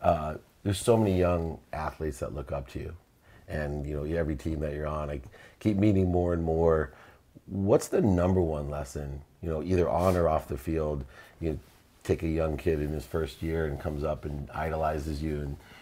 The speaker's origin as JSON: {"language": "English", "town": "Akron", "region": "Ohio", "country": "United States", "said": "I watched an interview with Bernie Kosar, and I come from Akron, Ohio."}